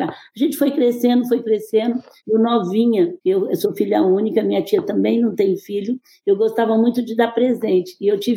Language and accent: Portuguese; Franca, São Paulo, Brazil; brinco que eu sou mais mineira do que paulista, porque Franca é é mineiro e 30% é filho de mineiro.